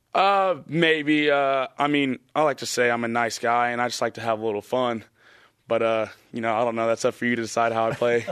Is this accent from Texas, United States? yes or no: yes; Texas, United States; moved away; we're both from Texas